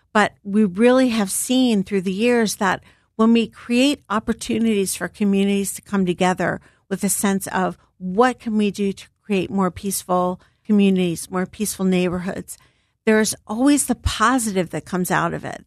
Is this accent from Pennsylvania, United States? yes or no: yes; Philadelphia, Pennsylvania, United States; I'm a Philly girl, born and raised. I grew up in Germantown, Mountain Area